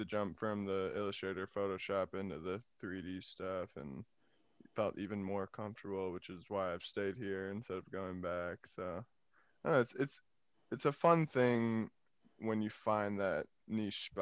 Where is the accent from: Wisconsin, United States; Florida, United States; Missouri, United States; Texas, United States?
Wisconsin, United States; Appleton; moved away; also born or lived in Arizona; born in Arizona, but didn't live there. I think only lived there for like 3 years. Most of my life lived in Appleton, Wisconsin.